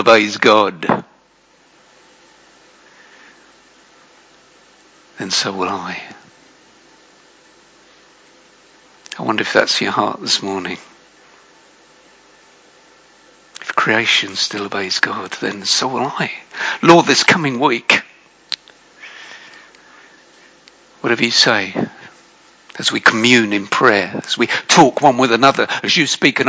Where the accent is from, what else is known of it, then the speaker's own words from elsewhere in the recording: United Kingdom; I'm British.